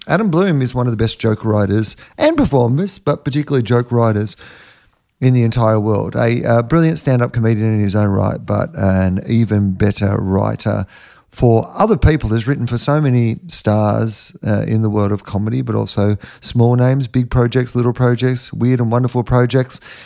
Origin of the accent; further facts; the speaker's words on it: Australia; being an Australian